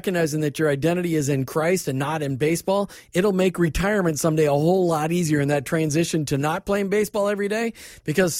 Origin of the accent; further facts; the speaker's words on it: Minnesota, United States; I grew up in Minnesota